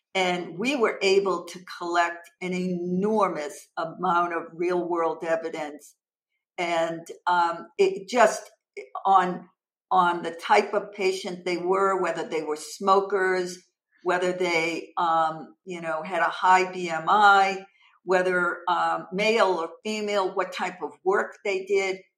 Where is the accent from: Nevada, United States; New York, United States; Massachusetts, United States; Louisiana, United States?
Massachusetts, United States; originally I'm from Massachusetts and I currently reside in Massachusetts with my husband.